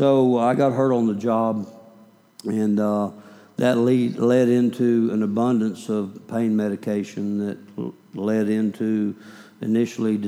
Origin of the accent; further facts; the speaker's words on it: Oklahoma, United States; also born or lived in Kansas; I was born in Kansas, raised in Oklahoma